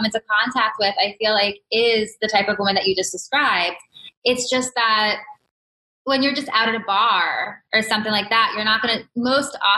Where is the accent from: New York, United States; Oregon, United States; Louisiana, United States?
New York, United States; I was brought up in New York, more or less, like right outside New York, but New York has always felt like home to me